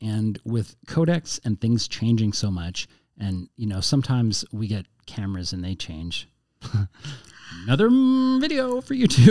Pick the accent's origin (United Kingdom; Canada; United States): Canada; Yeah, we're Canadian.